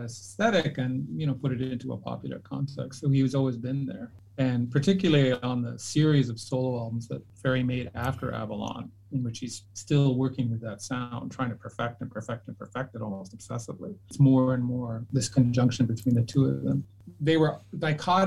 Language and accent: English; Canada; moved away; I grew up in Canada